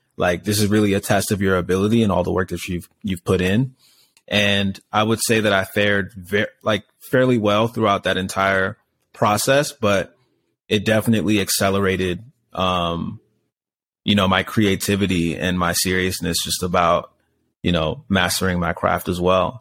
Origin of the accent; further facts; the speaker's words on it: Laurel, Maryland, United States; moved away as an adult; also born or lived in Orange County / Hollywood; now in Los Angeles, United States; I grew up in a town called Laurel, Maryland